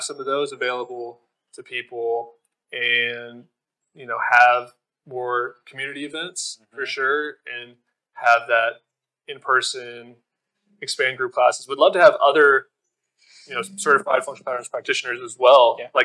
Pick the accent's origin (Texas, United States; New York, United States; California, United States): Texas, United States; Fort Worth; moved away as an adult; also born or lived in Austin, Texas; now in Asheville, United States; I'm in my hometown of Fort Worth, Texas